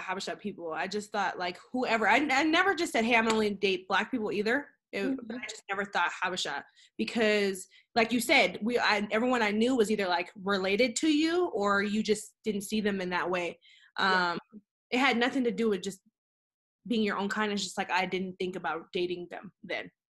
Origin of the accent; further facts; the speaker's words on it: Seattle, Washington, United States; from Seattle as well, 206 in the house.